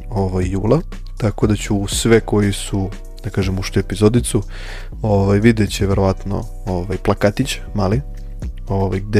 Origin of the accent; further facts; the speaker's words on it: Novi Sad, Vojvodina, Serbia; kod nas u Novom Sadu